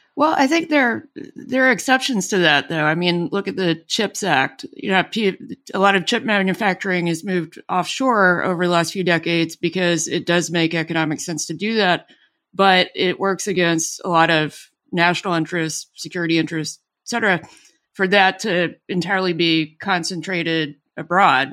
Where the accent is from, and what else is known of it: Alabama, United States; born or raised there; moved away